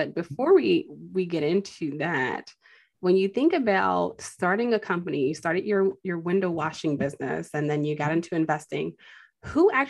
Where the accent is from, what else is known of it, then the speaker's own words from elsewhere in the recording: Chicago, Illinois, United States; I'm actually from Chicago, so my neck of the woods